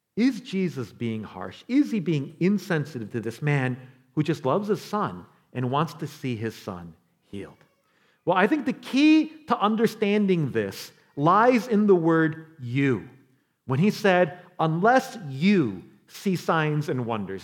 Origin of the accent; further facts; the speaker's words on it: New York City, New York, United States; I'm from New York. I was born in the Bronx